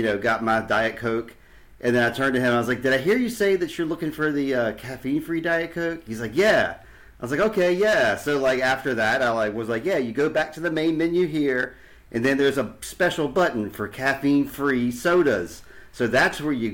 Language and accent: English; Virginia, United States; here in Virginia, we hold the door. We hold the door in Virginia.